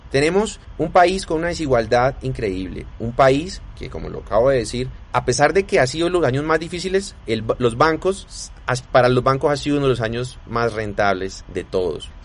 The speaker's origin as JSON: {"language": "Spanish", "country": "Colombia", "said": "nos ha estado oprimiendo como colombianos"}